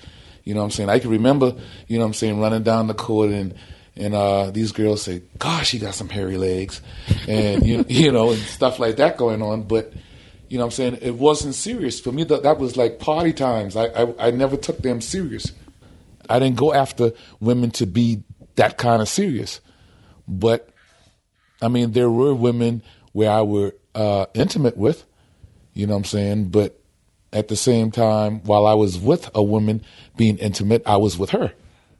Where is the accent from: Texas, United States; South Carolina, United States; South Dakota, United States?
South Carolina, United States; Charleston; I'm from Charleston, South Carolina.